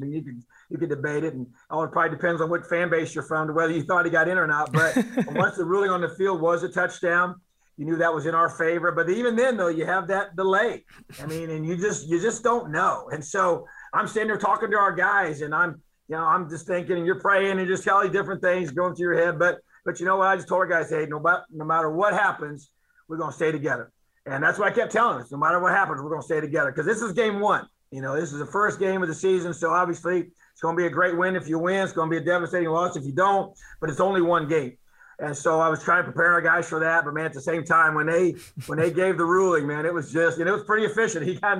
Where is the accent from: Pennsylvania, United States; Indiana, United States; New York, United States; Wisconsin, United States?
Indiana, United States; It's been awesome to be able to do this in my home state, and pretty special.